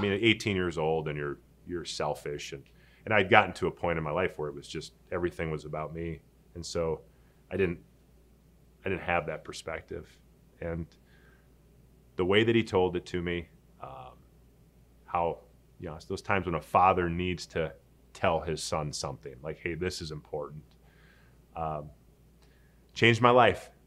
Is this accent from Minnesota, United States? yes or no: yes; Saint Paul, Minnesota, United States; moved away as an adult; I grew up in Saint Paul, Minnesota, never really went anywhere